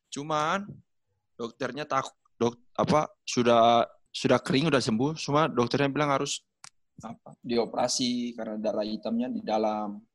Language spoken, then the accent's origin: Indonesian; Papua, Indonesia; Iya, lahir besar di Papua karena bapak saya kan polisi di Papua.